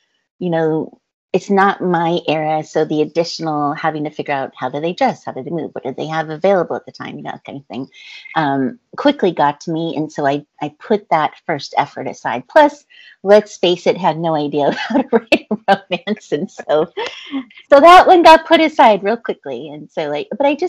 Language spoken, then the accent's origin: English; Montana, United States; moved away; I grew up in Montana for a little time, so, you know, I have those kind of roots.